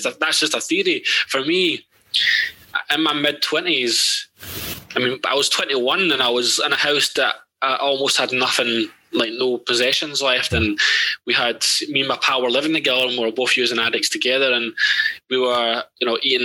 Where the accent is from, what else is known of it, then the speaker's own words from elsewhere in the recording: Ladywell, London, United Kingdom; I grew up in Ladywell